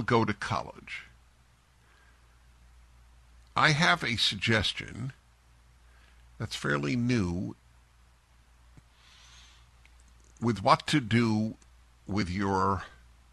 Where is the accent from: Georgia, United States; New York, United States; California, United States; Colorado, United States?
New York, United States; New York City; moved away as an adult; I grew up in New York City. I was there through graduate school and 3 years after graduate school, left in my mid-20s